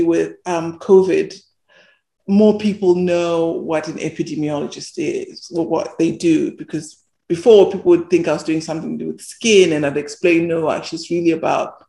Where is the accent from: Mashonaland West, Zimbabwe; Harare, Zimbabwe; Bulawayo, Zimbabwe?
Bulawayo, Zimbabwe; I was born in Zimbabwe, and I lived in this what they call a township, this suburb in Bulawayo